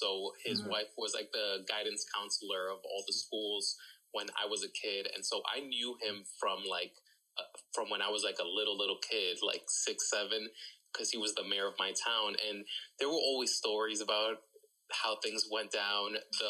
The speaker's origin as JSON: {"language": "English", "town": "West New York", "region": "New Jersey", "country": "United States", "tie": "born or raised there", "said": "West New York, New Jersey, which is my hometown. That's where I grew up."}